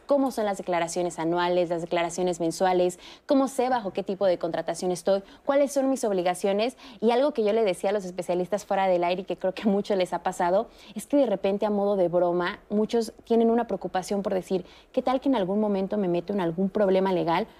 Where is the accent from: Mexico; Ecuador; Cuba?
Mexico; como ciudadanos mexicanos.